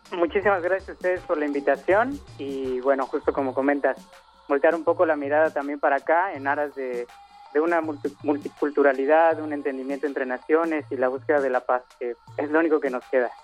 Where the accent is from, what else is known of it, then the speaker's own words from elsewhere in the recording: Mexico; now in Haiti; soy mexicano